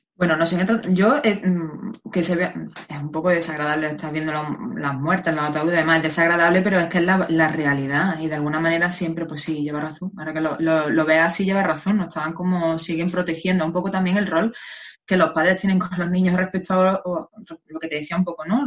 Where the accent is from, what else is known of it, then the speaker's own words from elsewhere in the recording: Spain; somos los españoles